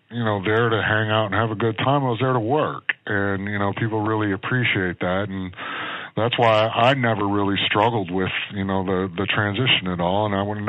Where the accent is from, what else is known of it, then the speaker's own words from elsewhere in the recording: Midwest, United States; moved away; also born or lived in Philadelphia; I grew up in the Midwest.